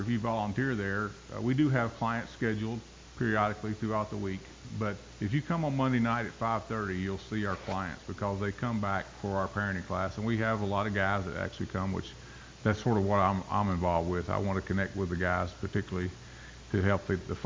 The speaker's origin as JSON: {"language": "English", "town": "Bolivar", "region": "Tennessee", "country": "United States", "tie": "born or raised there", "also_born_or_lived": "New England", "said": "It's a place called Bolivar, below Jackson, Tennessee."}